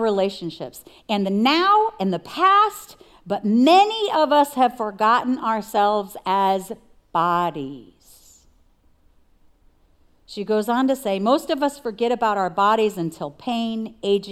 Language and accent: English; New York, United States; I'm from New York, and so the Spirit speaks to me like a New Yorker